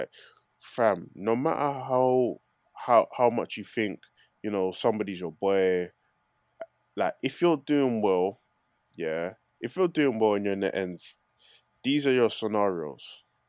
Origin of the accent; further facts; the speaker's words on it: Newham, London, United Kingdom; I'm from Newham anyway.